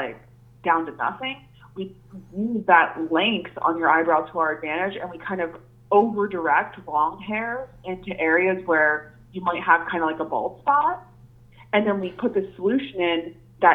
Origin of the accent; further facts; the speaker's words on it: Easton, Pennsylvania, United States; I'm from Easton, so I was born and raised in Easton. I went to Easton High School.